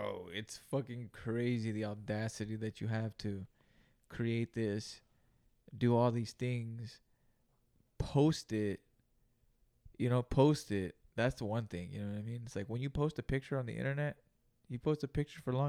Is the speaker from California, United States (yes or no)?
yes; Greenville, California, United States; we grew up in Greenville, California, which is about 30 miles south of Salinas, California